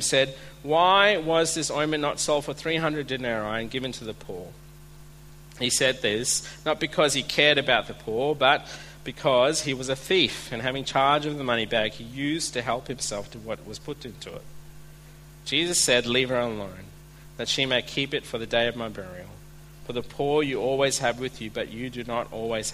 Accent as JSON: {"language": "English", "country": "India", "moved": "yes", "lives_now": "Australia", "said": "I'm Indian"}